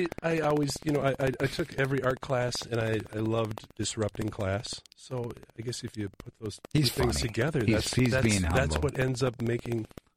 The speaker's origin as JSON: {"language": "English", "town": "Eden Prairie", "region": "Minnesota", "country": "United States", "tie": "born or raised there", "also_born_or_lived": "Augusta, Georgia", "accent": "drawl", "said": "I grew up in Eden Prairie."}